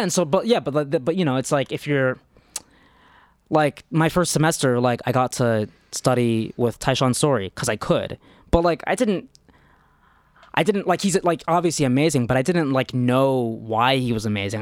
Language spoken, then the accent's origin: English; New York, United States; I'm from New York